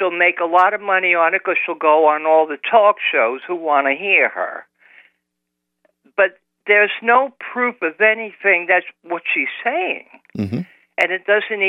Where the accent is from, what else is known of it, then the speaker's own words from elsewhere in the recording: United States; as an American.